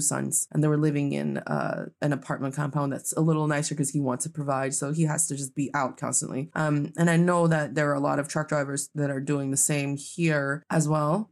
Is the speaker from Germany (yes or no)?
no; Changchun, Jilin, China; now in Beijing, China; my hometown